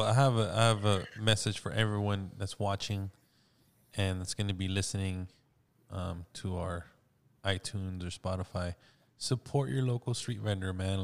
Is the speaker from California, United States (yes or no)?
yes; South Gate, California, United States; I grew up in Southgate